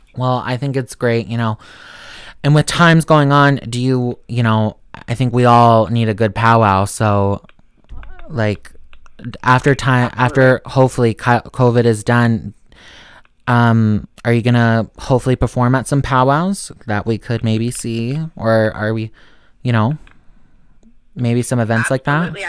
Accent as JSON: {"language": "English", "region": "Montana", "country": "United States", "said": "I'm from Montana"}